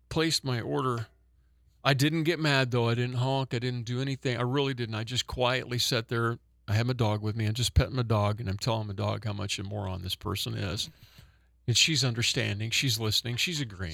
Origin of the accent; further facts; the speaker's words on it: Oklahoma, United States; I'm from Oklahoma